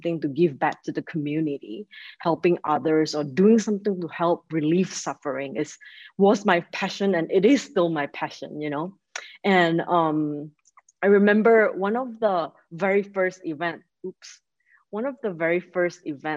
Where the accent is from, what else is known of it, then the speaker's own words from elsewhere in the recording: Malaysia; moved away as an adult; also born or lived in Michigan, United States; now in Chicago, United States; I'm originally from Malaysia, and I came to the United States 15 years ago for college